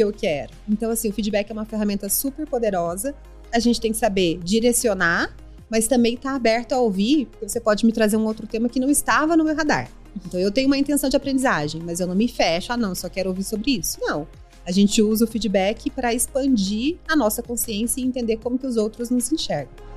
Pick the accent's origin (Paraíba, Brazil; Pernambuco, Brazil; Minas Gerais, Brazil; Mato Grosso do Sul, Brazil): Mato Grosso do Sul, Brazil; moved away as an adult; also born or lived in Campo Grande; now in São Paulo, Brazil; sou sul-mato-grossense, sou mãe do Pedro, sou casada com o André, moro aqui em São Paulo há quase 20 anos